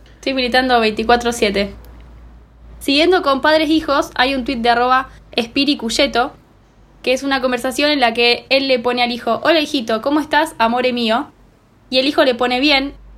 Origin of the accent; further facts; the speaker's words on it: Argentina; Yo como argentina